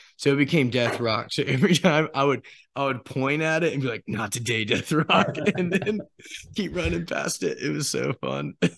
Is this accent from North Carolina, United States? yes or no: yes; Apex, North Carolina, United States; Apex, North Carolina